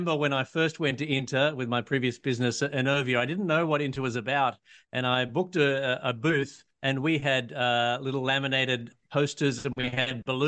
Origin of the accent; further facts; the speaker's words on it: Australia; I'm an Australian patent attorney